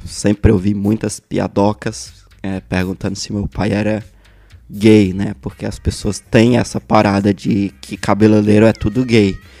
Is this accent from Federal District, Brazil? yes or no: yes; Brasília, Federal District, Brazil; also born or lived in Santo Antônio do Descoberto, Goiás; eu nasci em Taguatinga Brasília, sou natural de Brasília